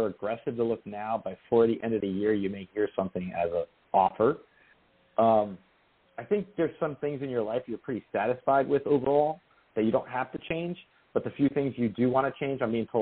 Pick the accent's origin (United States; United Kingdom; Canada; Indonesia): United States; New Jersey; The house I grew up in New Jersey.